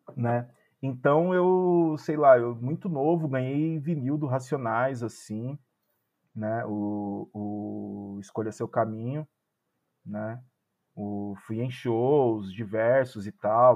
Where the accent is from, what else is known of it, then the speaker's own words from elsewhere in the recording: São Paulo, Brazil; eu sou da Zona Leste, eu sou da Coab 2 de Itaquera. Eu, ah. tipo, o, cresci ali na Coab 2